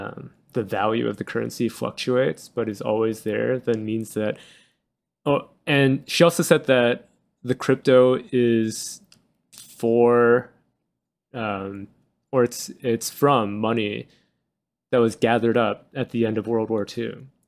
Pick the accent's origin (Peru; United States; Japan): Japan; I am from Japan